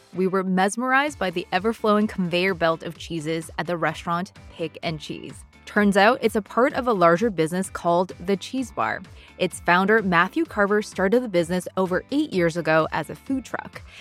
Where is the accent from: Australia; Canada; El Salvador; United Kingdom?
Canada; I'm Canadian